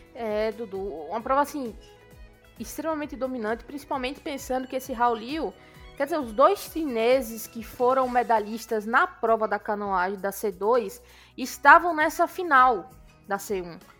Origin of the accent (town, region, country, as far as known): Brazil